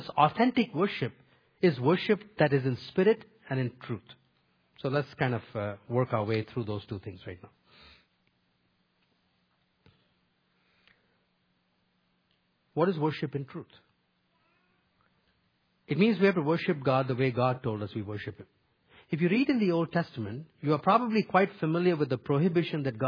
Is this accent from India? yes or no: yes; India; moved away; Where I grew up in India